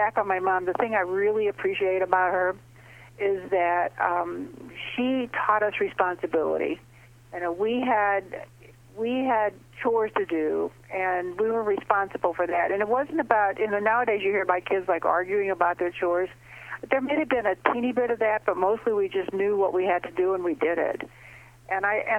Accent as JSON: {"language": "English", "town": "St. Louis", "region": "Missouri", "country": "United States", "tie": "born or raised there", "said": "I live in St. Louis, and I grew up in St. Louis, and it's a nice Midwestern city"}